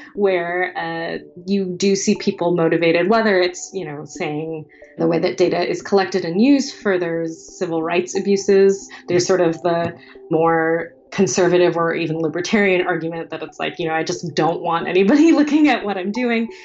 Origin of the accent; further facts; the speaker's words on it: United States; as an American